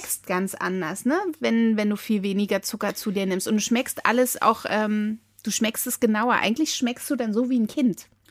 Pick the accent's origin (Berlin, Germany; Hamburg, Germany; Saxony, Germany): Berlin, Germany; ich komme ja aus dem Friedrichshain